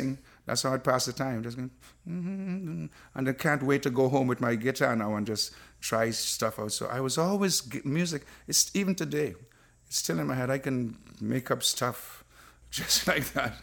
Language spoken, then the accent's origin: English; Trinidad & Tobago; moved away; growing up in Trinidad